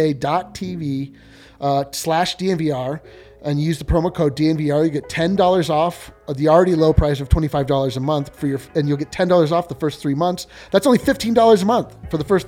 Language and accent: English; Fort Collins, Colorado, United States; I am from Fort Collins, Colorado.